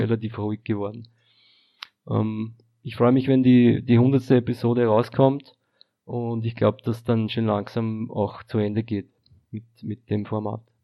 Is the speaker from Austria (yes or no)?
yes; Austria; Also ich bin aus Österreich